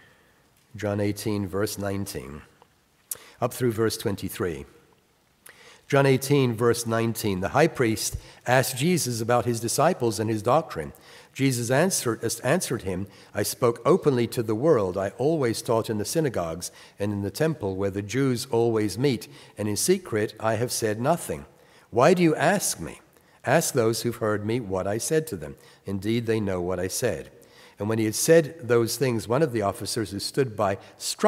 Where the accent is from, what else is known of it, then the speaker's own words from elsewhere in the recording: England, United Kingdom; now in United States; I was born in England, and my work in the United States is a Bible teacher